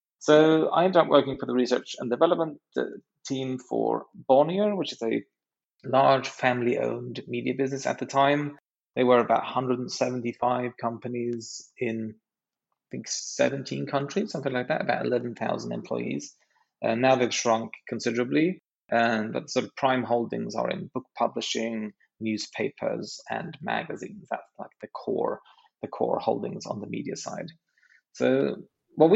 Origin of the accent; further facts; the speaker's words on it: Sweden; also born or lived in San Francisco, United States; I'm half British, a quarter Norwegian, and a quarter Swedish, and spent most of my life in Sweden running things here